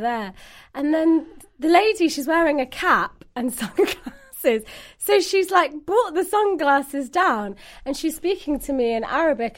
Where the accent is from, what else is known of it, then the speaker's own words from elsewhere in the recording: London, United Kingdom; I'm from London, originally Somalian